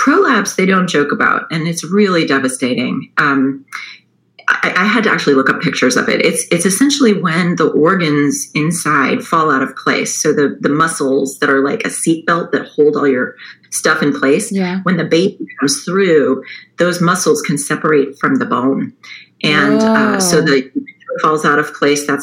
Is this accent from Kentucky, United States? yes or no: no; Chapel Hill, North Carolina, United States; moved away; also born or lived in upstate New York; I grew up in Chapel Hill, North Carolina.